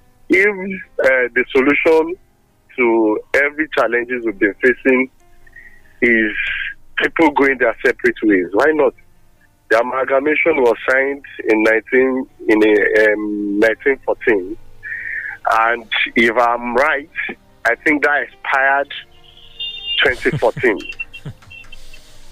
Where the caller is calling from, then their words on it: Abeokuta, Ogun State, Nigeria; I'm calling from Abeokuta